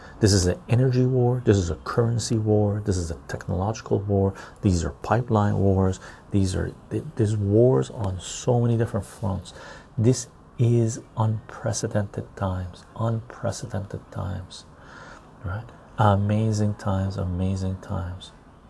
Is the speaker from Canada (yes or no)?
yes; Canada; But as a Canadian, you can have Canadian dollars, euros, and US dollars.